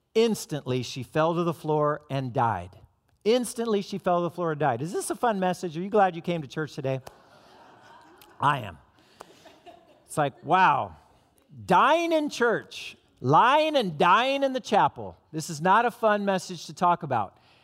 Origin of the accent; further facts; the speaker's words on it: Southern California, United States; moved away; I'm from Southern California